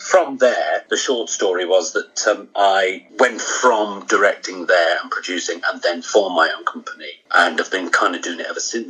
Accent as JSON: {"language": "English", "town": "Crosby", "region": "North West England", "country": "United Kingdom", "said": "I'm from Crosby originally, in Liverpool"}